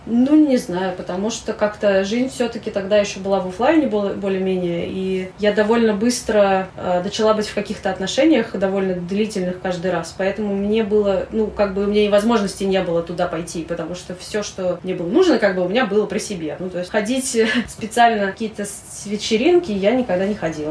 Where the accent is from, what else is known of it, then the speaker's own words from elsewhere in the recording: Saint Petersburg, Russia; moved away as an adult; now in Moscow, Russia; Я родилась в Питере, я, я была в Питере, уехала я после института сразу